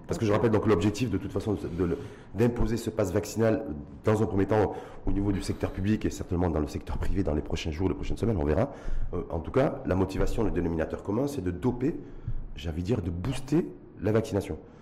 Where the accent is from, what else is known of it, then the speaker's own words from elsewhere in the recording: Morocco; chez nous, au Maroc